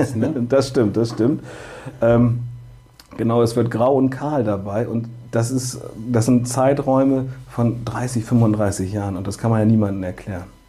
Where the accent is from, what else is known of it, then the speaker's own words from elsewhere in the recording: Bremen, Germany; ich bin gezeugt geboren und aufgewachsen in Höhe und Sichtweite des Weserstadions